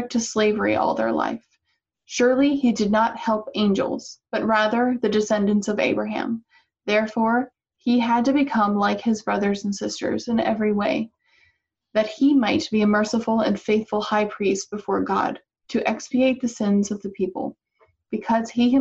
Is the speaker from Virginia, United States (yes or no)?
yes; Northern Virginia, United States; moved away; the culture where I grew up in Northern Virginia around DC